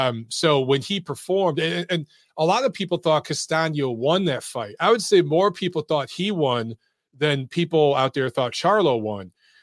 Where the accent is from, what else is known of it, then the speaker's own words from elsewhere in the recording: Michigan, United States; I'm from Michigan.